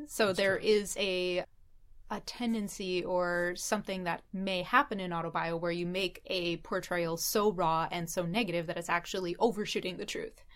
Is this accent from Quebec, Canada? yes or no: yes; Montreal, Quebec, Canada; now in Vancouver, Canada; my experiences growing up in Montreal